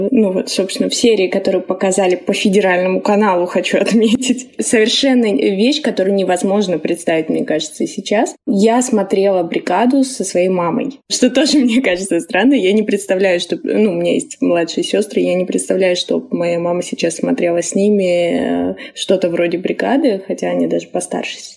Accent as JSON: {"language": "Russian", "region": "Rostov Oblast", "country": "Russia", "tie": "born or raised there", "said": "Собственно, у меня примерно такая же история. Я росла в Ростовской области."}